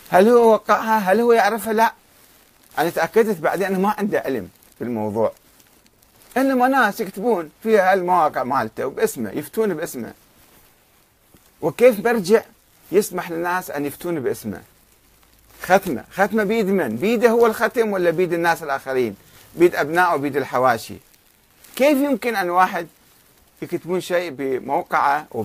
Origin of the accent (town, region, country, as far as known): Karbala, Karbala Governorate, Iraq; born or raised there